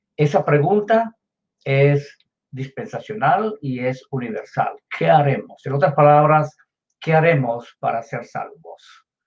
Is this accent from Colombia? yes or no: yes; Colombia; yo nací en Colombia, en Sudamérica